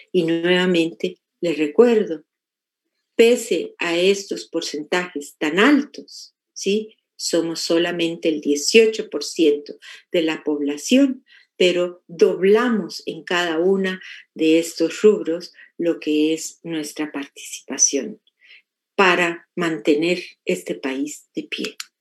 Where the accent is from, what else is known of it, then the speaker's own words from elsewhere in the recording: Mexico; now in United States; los que nacimos en México y vivimos en Estados Unidos